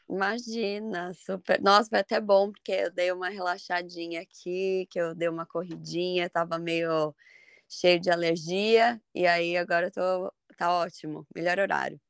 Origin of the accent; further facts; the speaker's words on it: São Paulo, Brazil; moved away as an adult; also born or lived in Ireland; now in Ashland, United States; eu vim de São Paulo